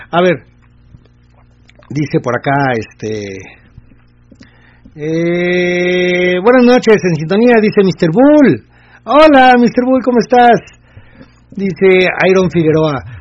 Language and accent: Spanish; Mexico; como clásico mexicano